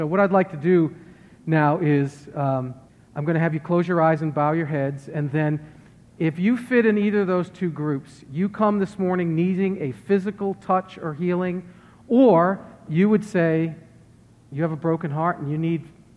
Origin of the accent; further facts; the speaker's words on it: Worcester, Massachusetts, United States; moved away; I'm from Worcester, Massachusetts, and there's a heavy Roman Catholic presence.